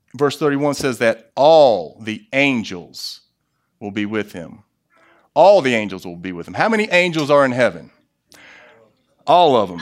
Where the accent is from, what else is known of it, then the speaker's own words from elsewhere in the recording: United States; as an American